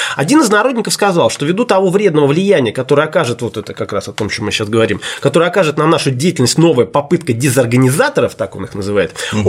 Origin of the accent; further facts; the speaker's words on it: Saint Petersburg, Russia; Я же петербуржец